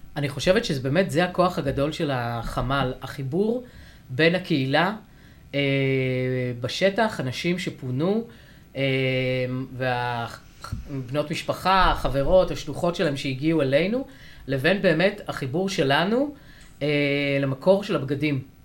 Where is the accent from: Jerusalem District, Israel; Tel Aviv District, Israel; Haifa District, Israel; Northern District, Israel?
Northern District, Israel; a village near Afula; moved away; אני במקור מיישוב ליד עפולה